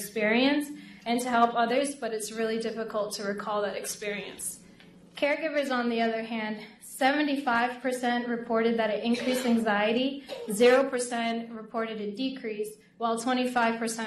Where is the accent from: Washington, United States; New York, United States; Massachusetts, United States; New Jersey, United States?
Massachusetts, United States; Lawrence; my city back home, Lawrence, Massachusetts, which is majority a Hispanic population. Being Latina myself, and also how my community has supported me all my life